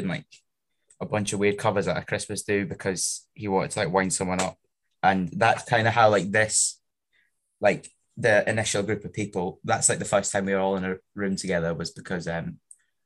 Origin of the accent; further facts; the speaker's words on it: Shetland, Scotland, United Kingdom; now in Glasgow, United Kingdom; other Shetland folk I knew down here